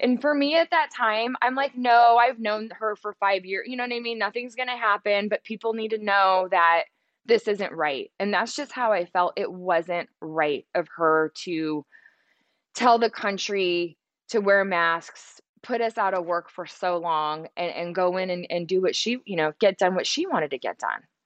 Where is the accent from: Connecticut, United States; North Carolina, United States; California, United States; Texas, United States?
California, United States; Central Valley; also born or lived in San Francisco; I grew up in the Central Valley